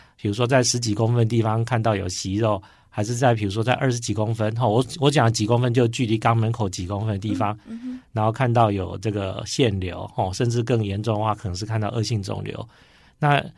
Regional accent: Chiayi, Taiwan; moved away; 我也是医院的院长，今年七月底，啊，回来嘉义，就是我的故乡上任

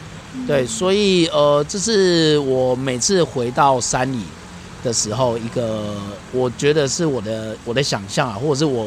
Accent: Taiwan; 我从小在沿海乡下长大，

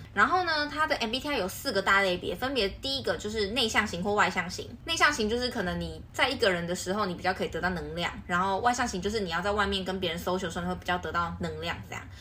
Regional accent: Taiwan; 像我们台湾人可能就会觉得说星座，会聊星座

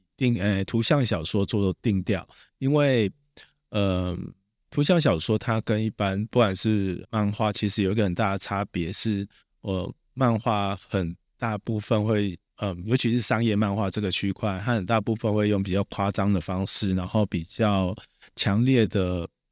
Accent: Taiwan; 我是台湾人啊

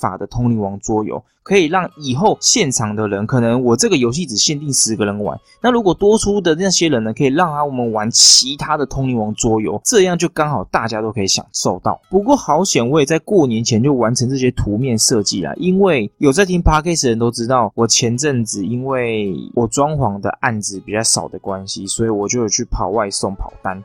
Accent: Taichung, Taiwan; 我身为台中人呢，我只能说得出来那种一中街呀、逢甲啊、东海这种逛街的地方而已

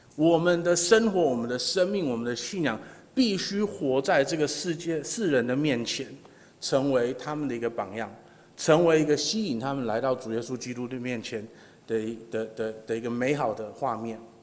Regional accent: Taiwan; 我们台湾人就是你去哪里玩，就是唯一想做的就是吃嘛

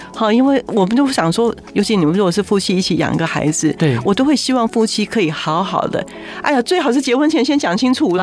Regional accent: Taiwan; 所以我们台湾现在的教育还是如此啊

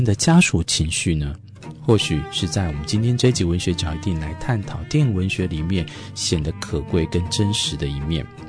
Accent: Taiwan; 我们台湾人

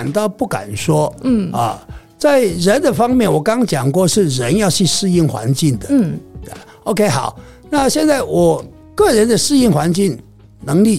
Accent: Taiwan; 就算我台湾人的生活习惯的去那边，肯定不习惯。

